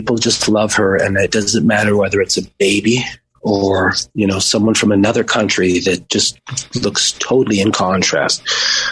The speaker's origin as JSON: {"language": "English", "town": "Las Vegas", "region": "Nevada", "country": "United States", "tie": "born or raised there", "also_born_or_lived": "Maui", "said": "we grew up in Las Vegas outside of town"}